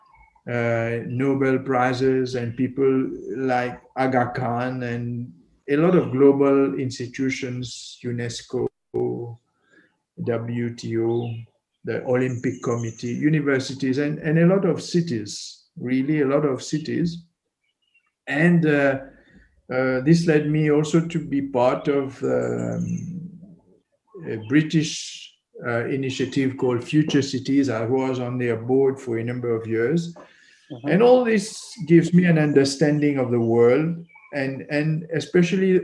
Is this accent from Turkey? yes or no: no; Mauritius; I'm a Mauritian architect. I was born in Mauritius.